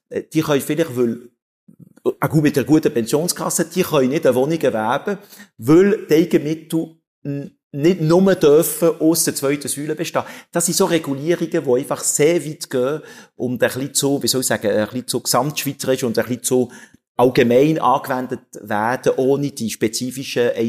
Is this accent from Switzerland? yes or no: yes; Switzerland; Obwohl wir müssen auch nicht als Schweizer heuchlerisch ist, sagt man.